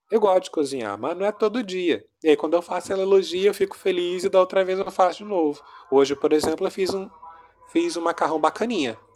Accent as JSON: {"language": "Portuguese", "region": "Rio de Janeiro", "country": "Brazil", "said": "Sou do Rio. Brasil, Rio de Janeiro. Ah. Embora meu sotaque esteja todo misturado."}